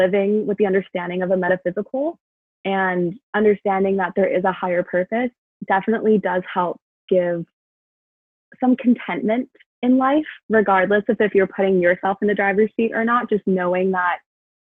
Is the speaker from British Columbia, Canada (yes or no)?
yes; Vancouver, British Columbia, Canada; I grew up in Vancouver